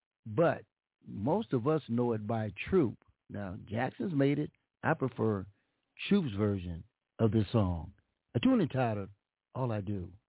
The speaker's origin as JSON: {"language": "English", "town": "Pasadena", "region": "California", "country": "United States", "tie": "born or raised there", "said": "my hometown right here, Pasadena, California."}